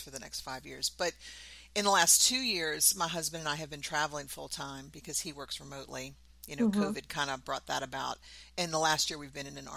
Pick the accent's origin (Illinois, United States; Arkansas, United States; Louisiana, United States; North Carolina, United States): Louisiana, United States; New Orleans; moved away as an adult; also born or lived in Southern Mississippi; now in Virginia, United States; I'm from New Orleans. I grew up in New Orleans. I've lived in New Orleans for probably 90% of my life